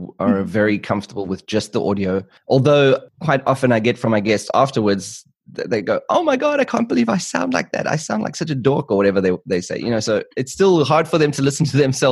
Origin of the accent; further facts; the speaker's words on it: South Africa; moved away as an adult; now in Germany; I'm originally from South Africa